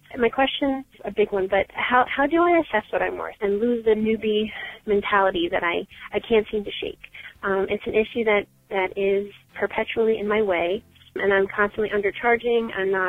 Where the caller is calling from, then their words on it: Long Island, New York, United States; I'm calling you from Long Island, New York, and I'm actually a member of the Better Together Long Island group.